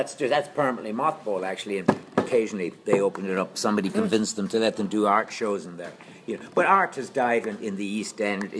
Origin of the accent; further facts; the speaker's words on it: Galway, Connacht, Ireland; No, I'm from Galway.